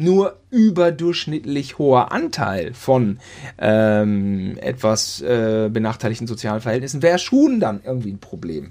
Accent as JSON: {"language": "German", "region": "West Germany", "country": "Germany", "moved": "yes", "lives_now": "Berlin, Germany", "said": "als Wessi"}